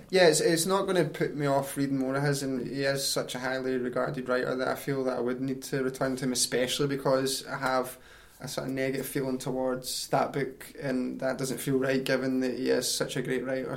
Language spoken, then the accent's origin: English; East Kilbride, Scotland, United Kingdom; also born or lived in Glasgow; I grew up in East Kilbride, which is a great wee town